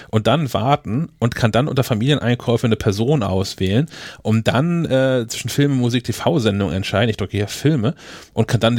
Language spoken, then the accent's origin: German; Kiel, Schleswig-Holstein, Germany; Kiel ist schon ein Film einfach eine Scheißstadt, aber es ist meine Stadt.